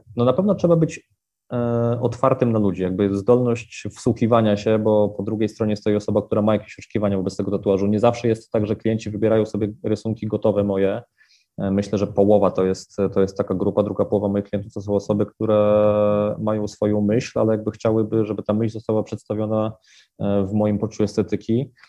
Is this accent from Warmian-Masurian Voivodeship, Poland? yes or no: no; Wrocław, Lower Silesian Voivodeship, Poland; w rodzinnym Wrocławiu